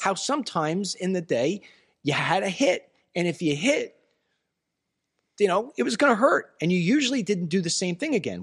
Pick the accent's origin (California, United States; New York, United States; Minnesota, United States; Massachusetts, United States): New York, United States; moved away; we're from New York